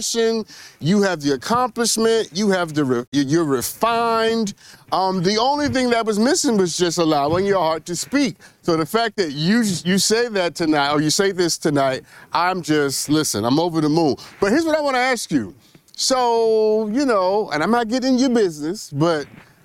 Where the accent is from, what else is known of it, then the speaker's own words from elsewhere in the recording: New York City, New York, United States; I'm from Brooklyn